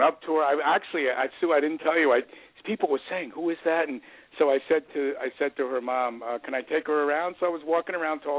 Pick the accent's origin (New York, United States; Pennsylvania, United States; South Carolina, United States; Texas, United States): New York, United States; New York City; in Queens, New York, where I grew up, small borough of about 2 million people.